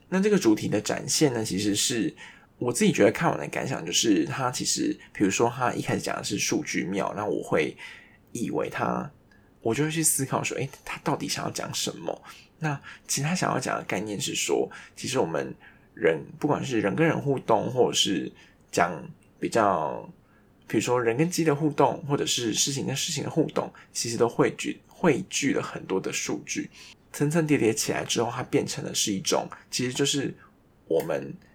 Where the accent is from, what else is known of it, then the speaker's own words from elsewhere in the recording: Taiwan; 我们台湾人